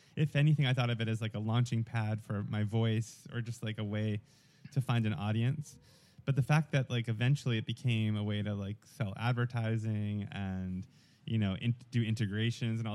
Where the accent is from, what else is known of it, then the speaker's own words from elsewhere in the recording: New York, United States; accent: thick New York; moved away as an adult; also born or lived in Atlanta; I grew up in New York and I had, growing up, a very thick New York accent